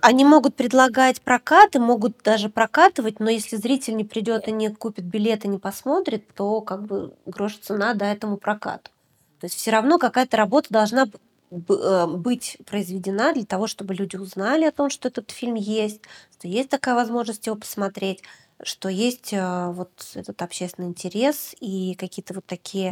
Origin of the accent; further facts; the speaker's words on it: Deputatsky, Sakha Republic, Russia; moved away; я родилась в Якутии. Я родилась в маленьком поселке практически на берегу Северного Ледовитого океана. Он называется Депутатский.